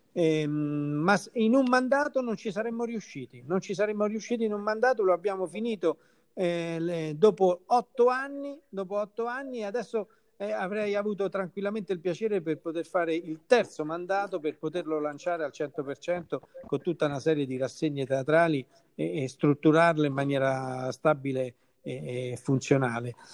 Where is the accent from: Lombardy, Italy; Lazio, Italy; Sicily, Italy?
Lazio, Italy; Caprarola; del mio paese che lo amo